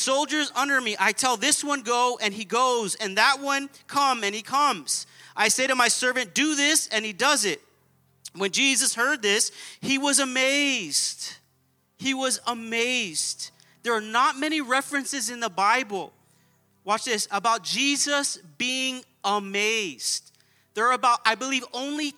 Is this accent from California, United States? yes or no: yes; Baldwin Park, California, United States; We were raised in Baldwin Park.